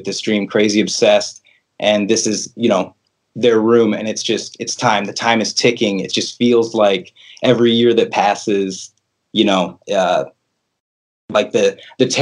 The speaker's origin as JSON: {"language": "English", "town": "La Porte", "region": "Indiana", "country": "United States", "also_born_or_lived": "Chicago, Illinois", "moved": "yes", "said": "I'm originally from LaPorte, Indiana"}